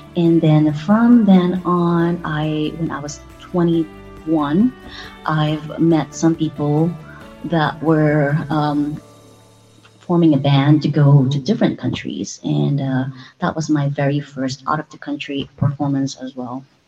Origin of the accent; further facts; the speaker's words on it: Philippines; moved away as an adult; now in United States; I came from the Philippines